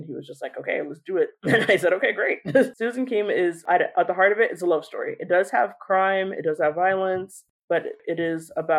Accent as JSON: {"language": "English", "town": "Los Angeles", "region": "California", "country": "United States", "tie": "born or raised there", "said": "I'm born and raised in Los Angeles"}